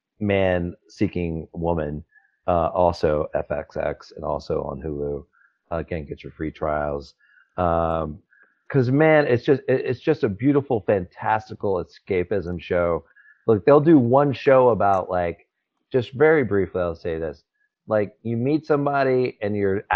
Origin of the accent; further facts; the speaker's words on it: North Carolina, United States; I grew up in North Carolina.